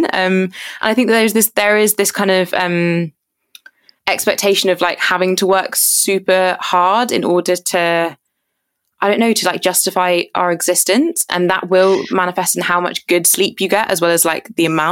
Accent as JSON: {"language": "English", "area": "Surrey", "region": "South East England", "country": "United Kingdom", "tie": "born or raised there", "also_born_or_lived": "Jamaica", "said": "I grew up in Surrey, so that's like just outside of London, if people don't know where it is, but in like very, very white Surrey."}